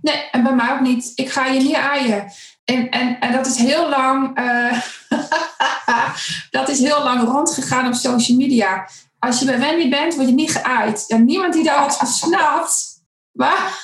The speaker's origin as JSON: {"language": "Dutch", "town": "Zutphen", "region": "Gelderland", "country": "Netherlands", "tie": "born or raised there", "also_born_or_lived": "Winterswijk", "said": "ik kom uit Winterswijk. Ik, daar ben ik geboren, ik ben er niet opgegroeid. Uh, ik ben opgegroeid in Zutphen"}